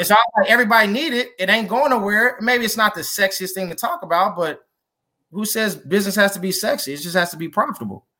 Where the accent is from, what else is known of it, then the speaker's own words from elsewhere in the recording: Kansas City, United States; also born or lived in Iowa; born and raised in Kansas City